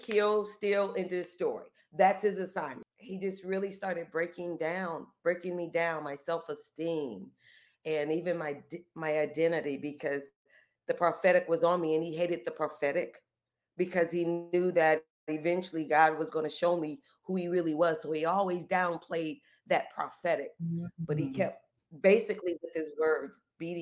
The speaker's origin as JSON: {"language": "English", "town": "Peoria", "region": "Illinois", "country": "United States", "tie": "born or raised there", "moved": "as an adult", "said": "I had lived no other place but Peoria, Illinois"}